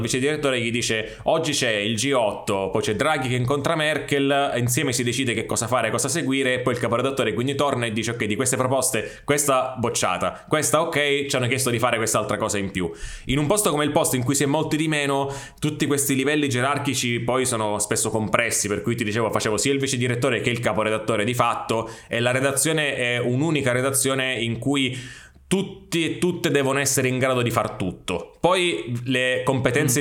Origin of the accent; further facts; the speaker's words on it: Sicily, Italy; sono siciliano